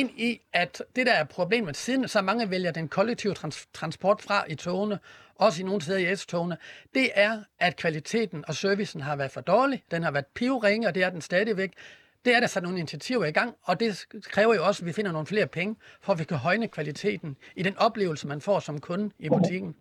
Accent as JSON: {"language": "Danish", "town": "Horsens", "region": "Central Denmark Region", "country": "Denmark", "said": "på banegården i Horsens, hvor jeg kommer fra"}